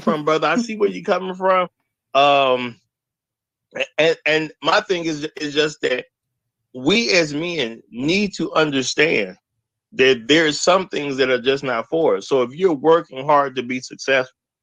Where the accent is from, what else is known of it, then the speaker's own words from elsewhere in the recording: Chicago, Illinois, United States; I'm from Chicago, y'all, I've been around black women, period. I went to black schools.